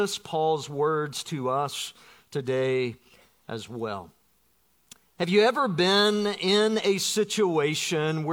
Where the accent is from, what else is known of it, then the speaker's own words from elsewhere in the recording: Georgia, United States; moved away as an adult; now in Florida, United States; Growing up in Georgia